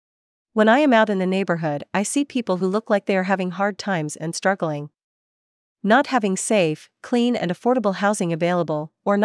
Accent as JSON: {"language": "English", "town": "Vancouver", "region": "British Columbia", "country": "Canada", "tie": "born or raised there", "said": "I was born and raised in Vancouver. I grew up in the Kitsilano area, and I graduated from Kitsilano High School."}